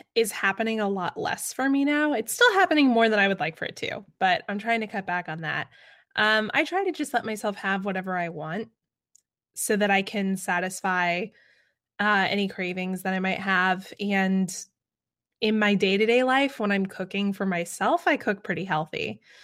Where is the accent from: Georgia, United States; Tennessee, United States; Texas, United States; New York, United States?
Georgia, United States; Atlanta; my hometown